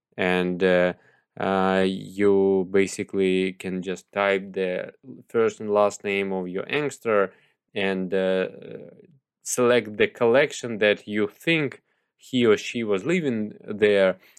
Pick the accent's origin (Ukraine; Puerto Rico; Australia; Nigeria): Ukraine; Mykolaiv, Mykolaiv Oblast; my hometown, Mykolaiv